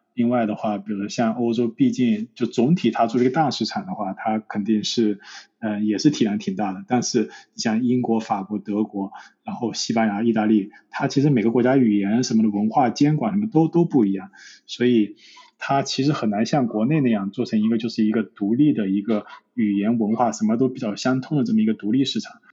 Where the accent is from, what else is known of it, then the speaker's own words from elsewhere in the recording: China; now in London, United Kingdom; 因为我是中国人